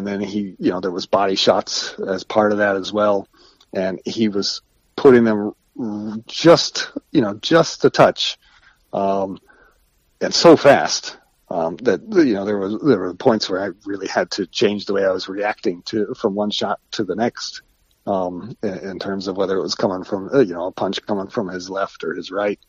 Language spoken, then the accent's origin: English; Ohio, United States; moved away as an adult; now in New York, United States; from being a kid growing up in Ohio